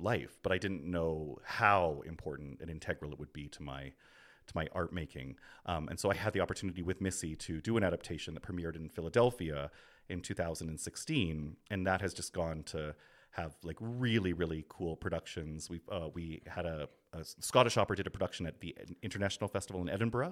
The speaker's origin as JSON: {"language": "English", "town": "Grande Prairie", "region": "Alberta", "country": "Canada", "tie": "born or raised there", "moved": "yes", "lives_now": "Brooklyn, United States", "said": "I grew up in Grand Prairie"}